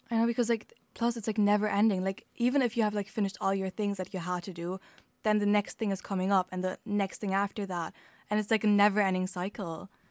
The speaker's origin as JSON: {"language": "English", "country": "Germany", "second_language": "English", "moved": "as an adult", "lives_now": "Ireland", "said": "I'm from Germany"}